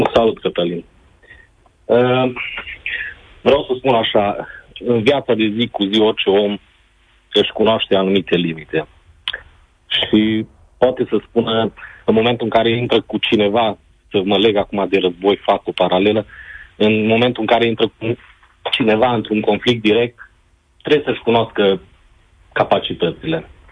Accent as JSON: {"language": "Romanian", "country": "Romania", "said": "Noi, ca și români"}